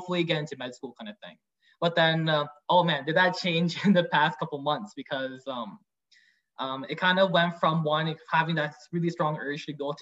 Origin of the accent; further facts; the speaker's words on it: Vietnam; now in Canada; I'm from Vietnam